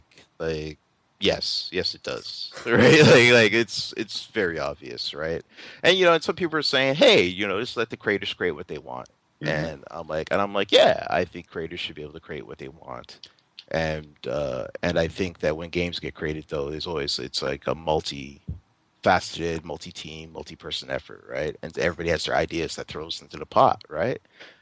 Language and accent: English; Jamaica; It was like I'm Jamaican